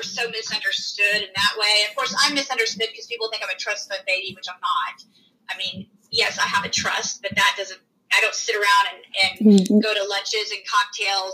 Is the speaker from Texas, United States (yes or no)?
yes; Texas, United States; we live in the South and because we're from Texas